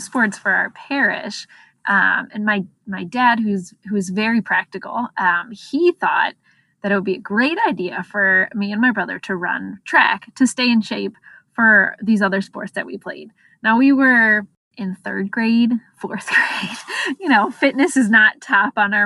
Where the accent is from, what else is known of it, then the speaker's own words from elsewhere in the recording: Exton, Pennsylvania, United States; also born or lived in Baltimore, Maryland; now in Ohio, United States; I grew up in the suburbs of Philadelphia. Exton, PA, a small town